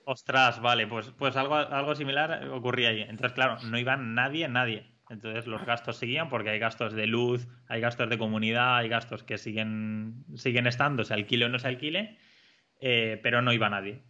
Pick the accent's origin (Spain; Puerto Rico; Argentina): Spain; al ser extranjero, no ser una persona andorrana, pues te ponían mil pegas para darte una hipoteca eh, en un banco andorrano siendo tú español